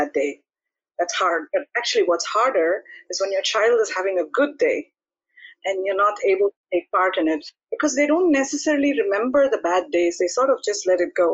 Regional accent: India; now in Netherlands; I'm from India. I live in the Netherlands

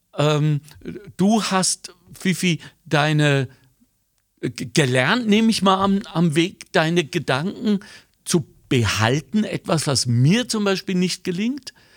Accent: Germany; moved away; als Deutscher, der nie aufgehört hat, lingual Deutscher zu sein

